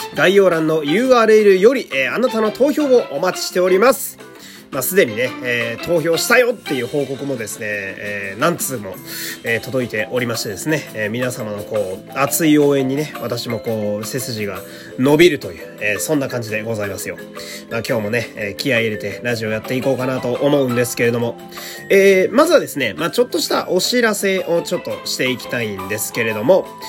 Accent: Fukui, Japan; moved away; 私が、え地元の福井県に帰省しているということで

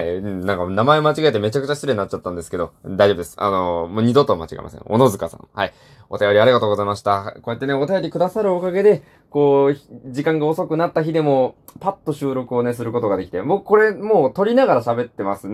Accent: Hiroshima, Japan; 僕、出身広島なんですけど

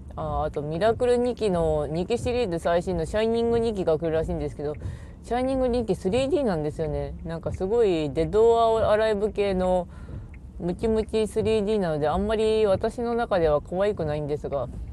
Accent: Ishikawa, Japan; 石川県出身

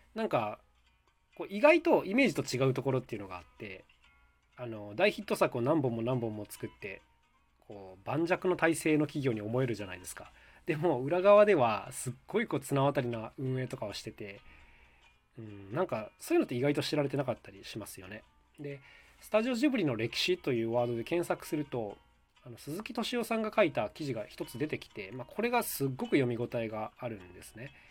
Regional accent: Nagakute, Aichi, Japan; 僕はですね、出身地が愛知県の長久手市というところなんです

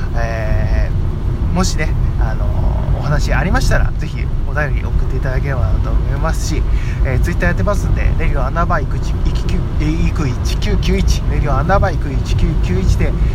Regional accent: Fukui, Japan; 今、地元に帰ってきてて、で、僕の、まあ、住んでる実家に今帰ってきてる

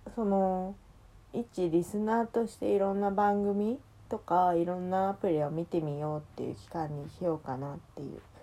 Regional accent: Kansai, Japan; 私も関西出身だから

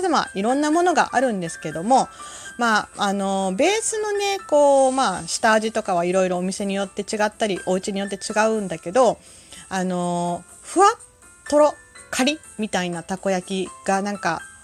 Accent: Kansai, Japan; 私関西人

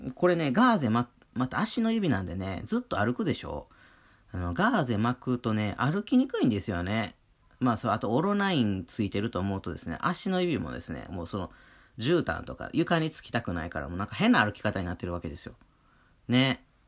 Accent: Wakayama, Japan; moved away; 僕、和歌山県出身なんて雪なんて触れたことない人間だったんで

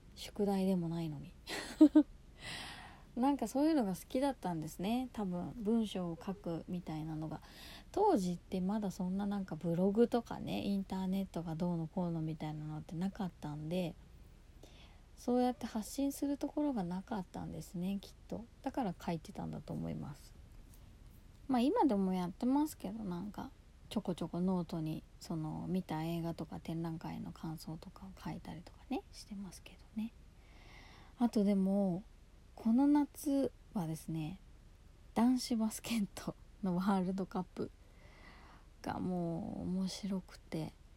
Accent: Yokohama, Kanagawa, Japan; 私は横浜出身ですし

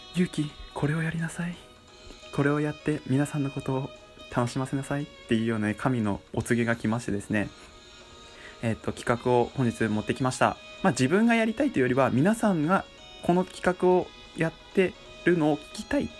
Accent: Miyagi, Japan; accent: Miyagi dialect; moved away; 宮城に住んでいました。実家がね、宮城だったので、昔から、えー、宮城の方言でよく話していた

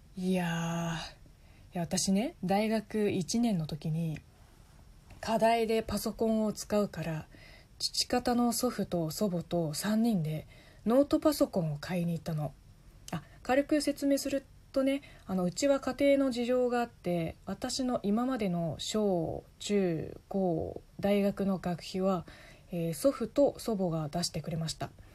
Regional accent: China; Japanese is a second language; moved away as an adult; now in Japan; 中国生まれ中国育ち在日3年目の中国人

